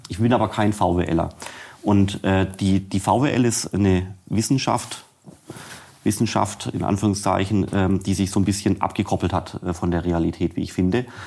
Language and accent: German; Swabia, Germany; ich bin Schwabe